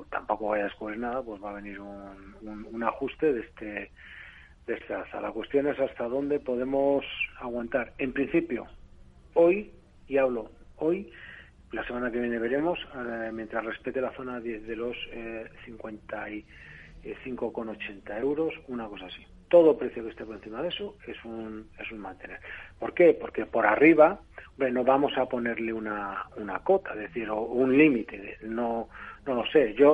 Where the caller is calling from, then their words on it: Bilbao, Basque Country, Spain; de Bilbao.